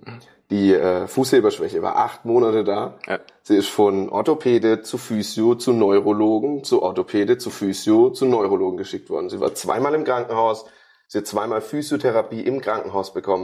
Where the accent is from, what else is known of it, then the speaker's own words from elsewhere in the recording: Karlsruhe, Baden-Württemberg, Germany; ich komme aus Karlsruhe